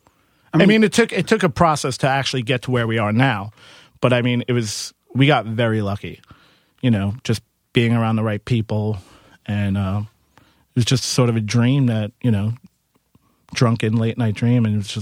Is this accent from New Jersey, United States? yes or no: no; Queens, New York, United States; I'm from Queens.